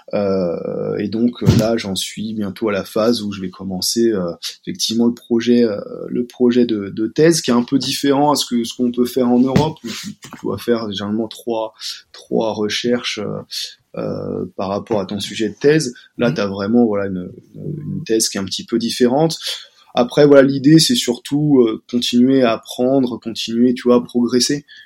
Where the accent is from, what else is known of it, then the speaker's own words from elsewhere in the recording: Paris, Île-de-France, France; also born or lived in Montpellier; je suis de Paris